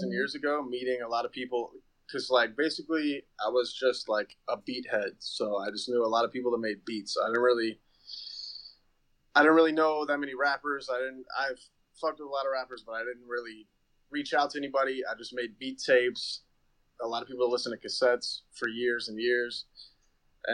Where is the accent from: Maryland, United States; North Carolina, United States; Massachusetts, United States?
North Carolina, United States; Chapel Hill; moved away; also born or lived in New York; I'm from North Carolina originally